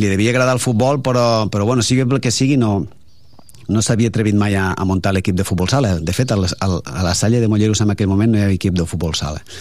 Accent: province of Lleida, Catalonia, Spain; now in Tarragona, Spain; el meu poble és un poble petit, com són tots els de majoria de Lleida, uns... dintre de la, del que és la província no està malament, tenim 2.000 habitants, i llavors, evidentment, eh, estem parlant de, de l'any... Jo vaig néixer l'any 68

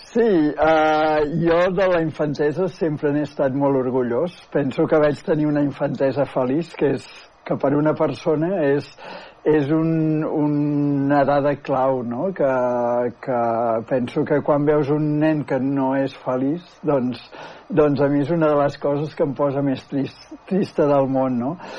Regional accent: Manlleu, Catalonia, Spain; moved away as an adult; also born or lived in Barcelona; now in Manresa, Spain; sóc de Manlleu, tot i que des dels 19 anys que vaig marxar a estudiar a Barcelona ja no hi he tornat a viure

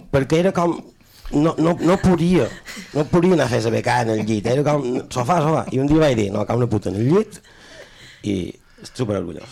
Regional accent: Mallorca, Balearic Islands, Spain; jo som, som més mallorquí que les espredanyes d'Espart

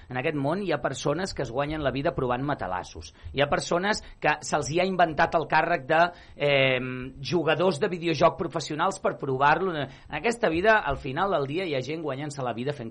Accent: Catalonia, Spain; first language Catalan

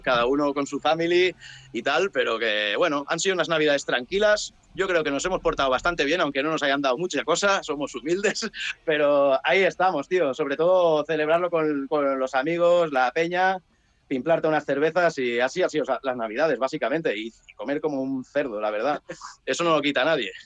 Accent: Penedès, Catalonia, Spain; also born or lived in Sant Sadurní d'Anoia; Somos del Penedés. Los de aquí, lo siento mucho, pero decimos que somos del Penedés.

